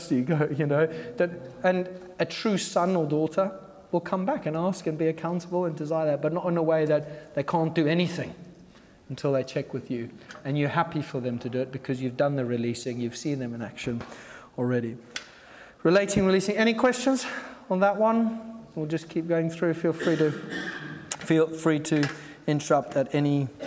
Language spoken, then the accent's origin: English; Zimbabwe; I grew up in Zimbabwe